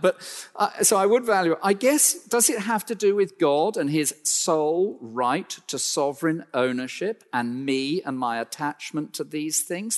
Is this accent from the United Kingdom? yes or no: yes; United Kingdom; we're so British